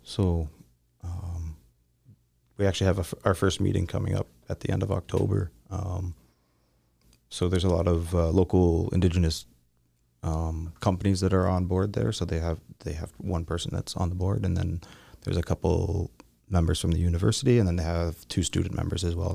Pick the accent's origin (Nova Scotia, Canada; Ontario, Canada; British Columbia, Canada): Ontario, Canada; Southern; I'm from Southern Ontario